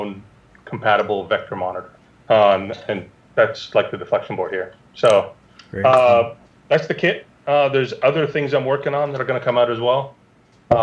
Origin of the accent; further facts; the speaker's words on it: Canada; moved away; also born or lived in Israel; I'm Canadian